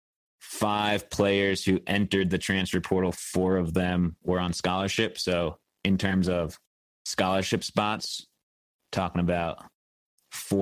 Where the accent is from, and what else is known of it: Westchester County, outside New York City, United States; born or raised there; moved away as an adult; also born or lived in Syracuse, New York; now in Bozeman, United States